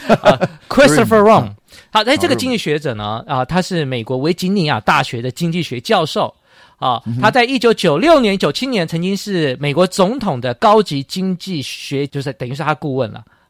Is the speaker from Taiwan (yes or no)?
yes; Taiwan; moved away; also born or lived in United States; 对对对，我在小时候，因为我在去美国念书前，或是想起小时候